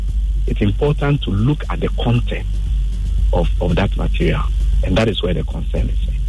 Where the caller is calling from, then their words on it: North Legon, Greater Accra, Ghana; I'm calling from North Lagos.